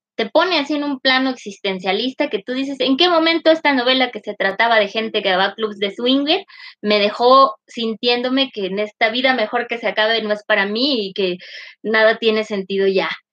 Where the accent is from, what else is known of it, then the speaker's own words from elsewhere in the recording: northern Mexico, Mexico; first language Spanish; soy norteña